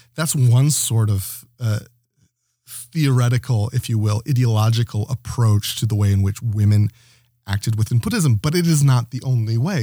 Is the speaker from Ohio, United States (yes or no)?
yes; Toledo, Ohio, United States; moved away as an adult; also born or lived in Knoxville, Tennessee; now in Toronto, Canada; I was born in Toledo, Ohio